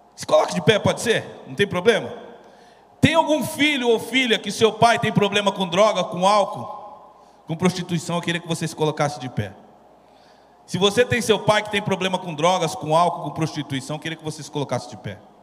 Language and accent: Portuguese; São Paulo, Brazil; Artista que veio da periferia, eu vim lá de Guaianazes, lá da Coab Juscelino